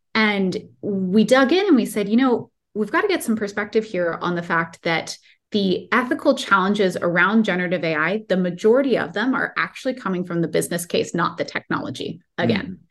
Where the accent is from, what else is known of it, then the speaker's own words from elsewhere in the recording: Silicon Valley, California, United States; I grew up in the Silicon Valley